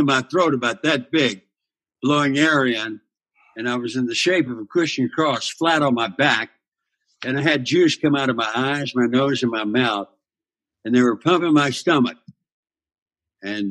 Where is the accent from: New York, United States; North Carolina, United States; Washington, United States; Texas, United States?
Texas, United States; Goose Creek; moved away; also born or lived in Oklahoma; I'm an everyman from Goose Creek, Texas. Texas roots, you know, Oklahoma roots.